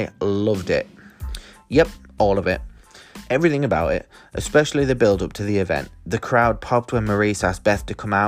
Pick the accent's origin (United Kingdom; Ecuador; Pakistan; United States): United Kingdom; the north of England; accent: Northern English; my Northern English accent